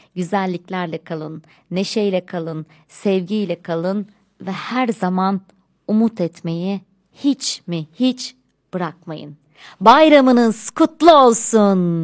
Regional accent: Turkey

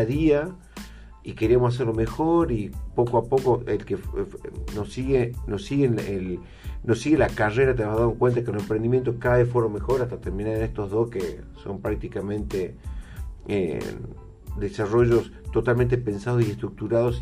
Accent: Salta, Argentina; como salteños

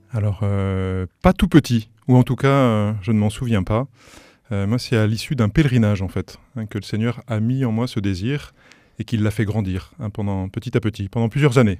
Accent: Paris, Île-de-France, France; moved away as an adult; now in Sarthe, France; On a grandi à Paris dans une famille qui, voilà, de parents aimants

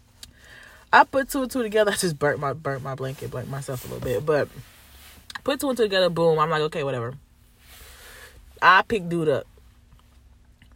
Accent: Chicago, Illinois, United States; I'm from Chicago.

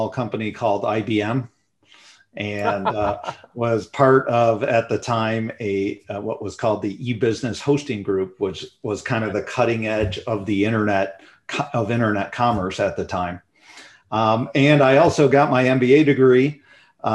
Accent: Chicago, Illinois, United States; moved away as an adult; now in Scottsdale, United States; I grew up in the Chicagoland area, born and raised

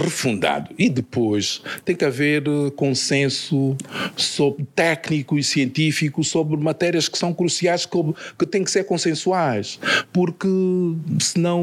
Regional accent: Luanda, Luanda Province, Angola; de onde nasci, na cidade de, de Luanda

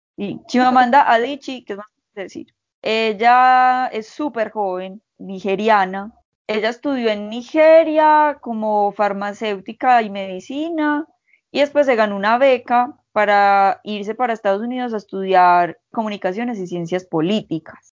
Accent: Colombia

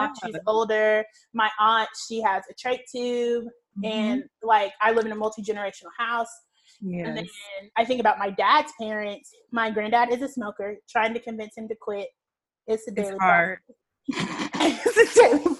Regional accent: Georgia, United States; we're from Georgia

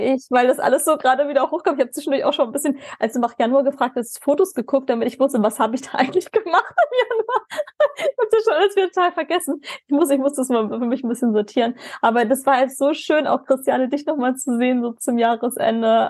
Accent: Germany; als Deutsche

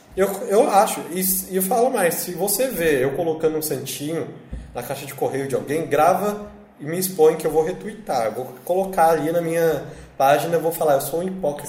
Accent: São Paulo, Brazil; Eu sou da Zona Norte

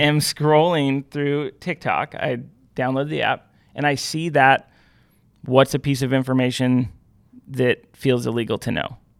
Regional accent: Pacific Northwest, United States; I grew up in the Pacific Northwest.

